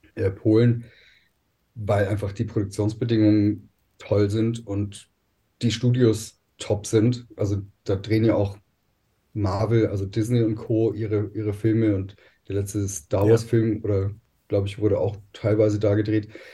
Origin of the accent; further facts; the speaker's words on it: Germany; bei uns in Deutschland